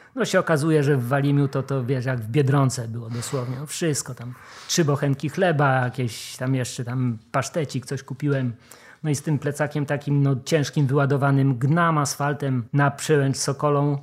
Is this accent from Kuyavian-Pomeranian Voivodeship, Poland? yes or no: no; Wrocław, Lower Silesian Voivodeship, Poland; Ja jestem wrocławianinem, nie z tak. urodzenia, ale od, od maleńkości tutaj się nauczyłem chodzić.